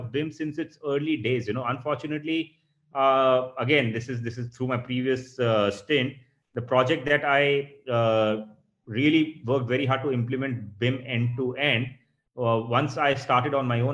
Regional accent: India; we are guilty as Indian architectural professionals

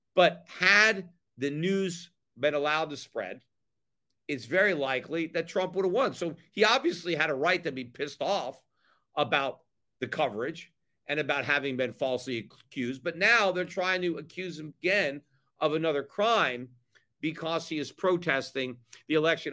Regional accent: United States; also born or lived in Connecticut; now in Puerto Rico; As an American, as a libertarian

